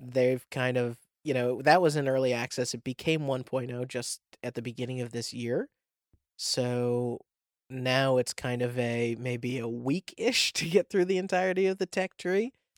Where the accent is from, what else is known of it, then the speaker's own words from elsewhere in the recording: New England, United States; I'm from New England, so it's literally called New England